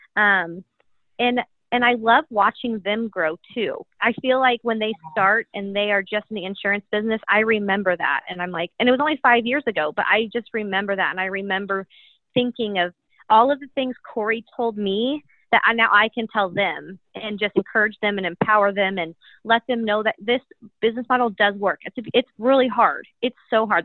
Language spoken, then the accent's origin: English; Kansas City, United States; I was born and raised in Kansas City, went to the University of Kansas